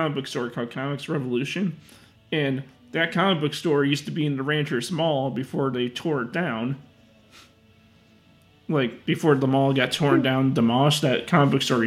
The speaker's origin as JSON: {"language": "English", "town": "Mount Prospect", "region": "Illinois", "country": "United States", "tie": "born or raised there", "said": "my old library that I used to go to when I was growing up in Mount Prospect"}